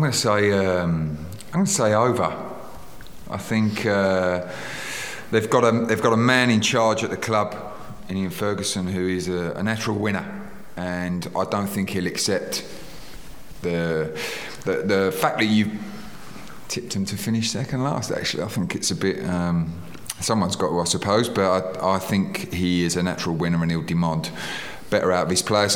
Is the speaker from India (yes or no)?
no; England, United Kingdom; As an Englishman